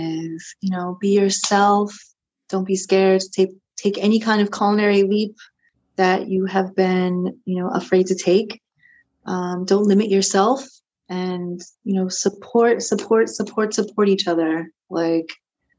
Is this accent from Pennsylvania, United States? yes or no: yes; Philadelphia, Pennsylvania, United States; I like to tell people I'm from Philly when I'm not in Philly, but when I'm in this city, I don't want to admit I'm here. Like, I don't want to admit I live here